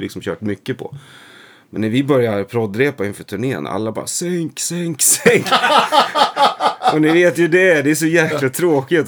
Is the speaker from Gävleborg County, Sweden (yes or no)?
no; Nora, Örebro County, Sweden; also born or lived in Stockholm; i Nora utanför Örebro